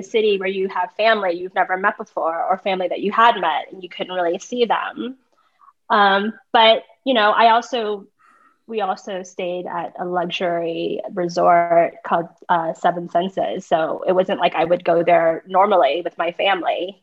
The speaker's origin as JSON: {"language": "English", "country": "United States", "also_born_or_lived": "Hue, Vietnam", "accent": "American", "said": "I also speak with an American accent because I'm American"}